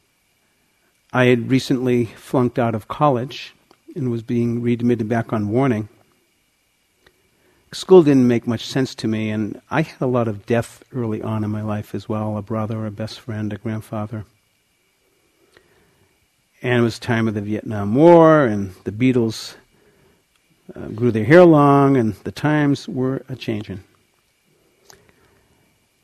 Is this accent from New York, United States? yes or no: no; outside of Boston, Massachusetts, United States; I grew up outside of Boston in a Jewish home